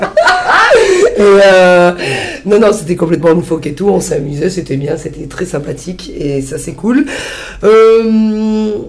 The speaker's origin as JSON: {"language": "French", "region": "Sicily", "country": "Italy", "said": "chez nous en Sicile"}